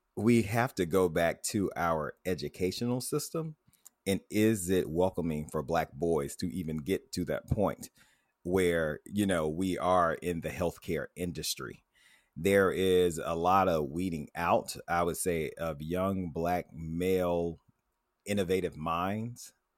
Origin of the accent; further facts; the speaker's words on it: Tuscaloosa, Alabama, United States; I grew up in Tuscaloosa, Alabama